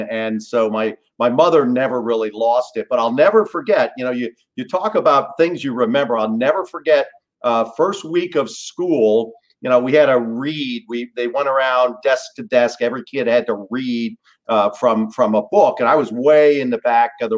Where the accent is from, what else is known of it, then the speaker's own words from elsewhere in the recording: New York City, New York, United States; moved away; I was born in New York City